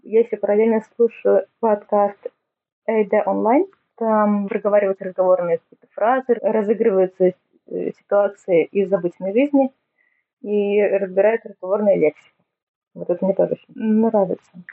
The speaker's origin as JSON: {"language": "Russian", "town": "Neftekamsk", "region": "Bashkortostan", "country": "Russia", "tie": "born or raised there", "first_language": "Tatar", "second_language": "Russian", "moved": "yes", "lives_now": "Ufa, Russia", "said": "Живу я сейчас около Уфы, но вообще родом из Нефтекамска. Татарский – это мой родной язык"}